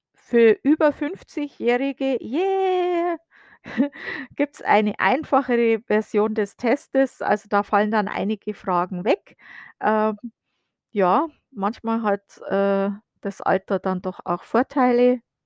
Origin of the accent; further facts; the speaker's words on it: Germany; moved away as an adult; now in United States; ich fühle mich noch als Deutsche